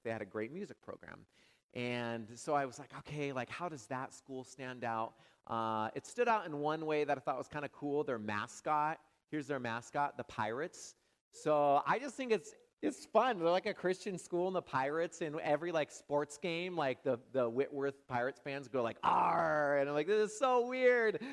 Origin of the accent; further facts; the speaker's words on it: Washington, United States; moved away as an adult; also born or lived in California; now in Madison, United States; I'm from Washington State